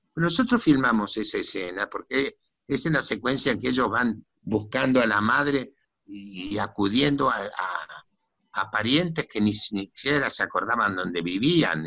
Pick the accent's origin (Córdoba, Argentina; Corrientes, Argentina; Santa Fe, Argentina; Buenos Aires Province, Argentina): Buenos Aires Province, Argentina; Dock Sud; Yo, yo nací en, en el Doc Sur, que era un barrio obrero